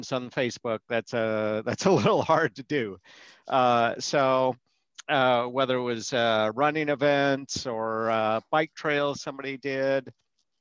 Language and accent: English; Colorado, United States; moved away as an adult; also born or lived in Boulder, Colorado; now in Florida, United States; We were both originally from Colorado